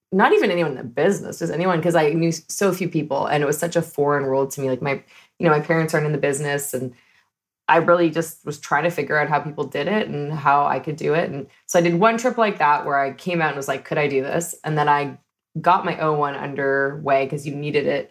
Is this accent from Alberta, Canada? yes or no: no; Toronto, Ontario, Canada; moved away as an adult; now in Los Angeles, United States; I hail from a suburb of Toronto called Scarborough